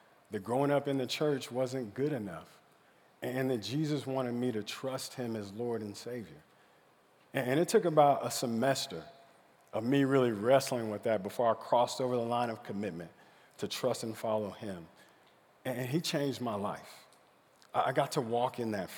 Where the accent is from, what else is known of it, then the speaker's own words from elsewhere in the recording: Stillwater, Oklahoma, United States; I grew up in Stillwater, Oklahoma.